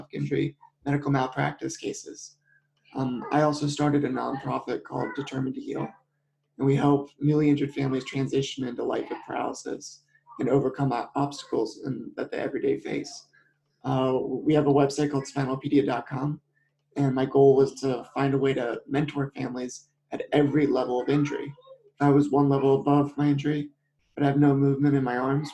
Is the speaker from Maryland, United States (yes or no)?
yes; Maryland, United States; I grew up in Maryland